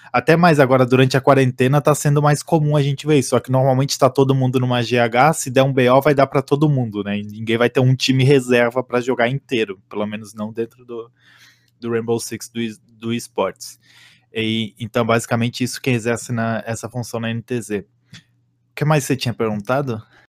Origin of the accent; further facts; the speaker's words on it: Santa Catarina, Brazil; moved away as an adult; now in São Paulo, Brazil; eu sou de Santa Catarina, mas estou morando aqui em São Paulo